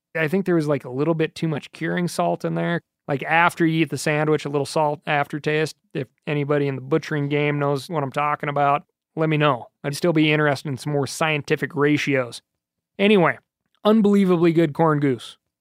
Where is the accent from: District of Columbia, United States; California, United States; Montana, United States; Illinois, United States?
Montana, United States; here in my home state of Montana